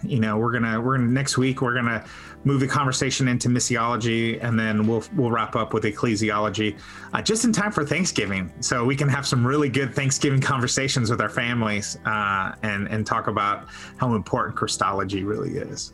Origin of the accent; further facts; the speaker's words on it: Texas, United States; I'm a Texan